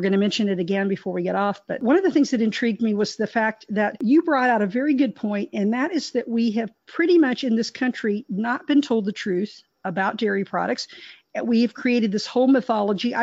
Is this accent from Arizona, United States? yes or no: no; Texas, United States; I was raised in Texas